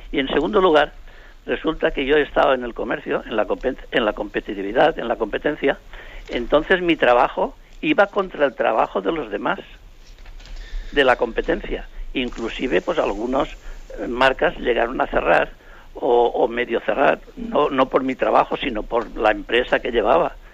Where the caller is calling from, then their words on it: Alicante, Valencian Community, Spain; Eh, buenos días. Soy … de Alicante.